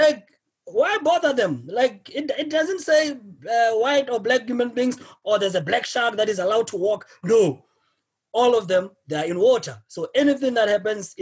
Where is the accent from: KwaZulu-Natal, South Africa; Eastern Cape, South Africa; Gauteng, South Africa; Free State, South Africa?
Free State, South Africa; now in Johannesburg, South Africa; I am originally from the Free State, is a province outside. Like South Africa has 9 provinces, so I'm originally from there